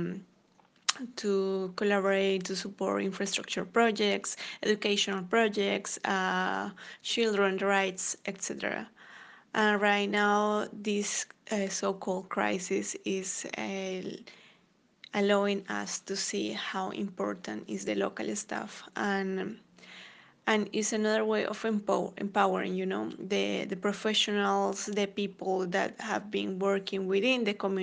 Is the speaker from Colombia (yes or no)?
yes; Colombia; now in Copenhagen, Denmark; I am originally from Colombia